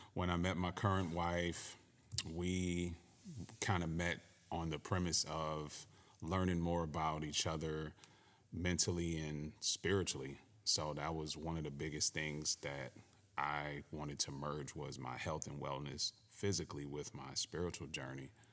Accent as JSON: {"language": "English", "town": "Cleveland", "region": "Ohio", "country": "United States", "tie": "born or raised there", "also_born_or_lived": "Connecticut", "said": "I too am from the Midwest, born and raised in Cleveland, Ohio"}